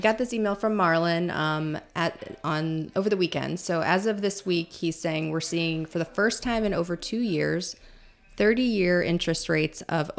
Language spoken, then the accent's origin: English; Illinois, United States; Yeah, I think I grew up like outside of Chicago, and I was talking to my sister about this because she still lives there.